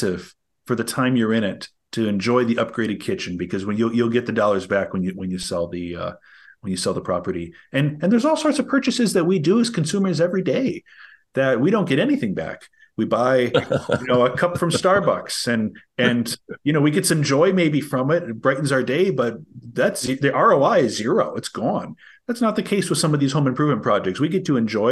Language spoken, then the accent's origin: English; Green Bay, Wisconsin, United States; I'm from Green Bay, Wisconsin